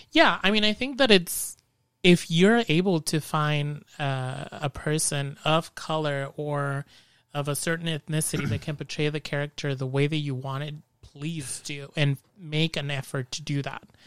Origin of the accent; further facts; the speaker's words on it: Mexico; moved away as an adult; also born or lived in San Jose / Bay Area; now in Modesto, United States; whenever I go back to Mexico to my hometown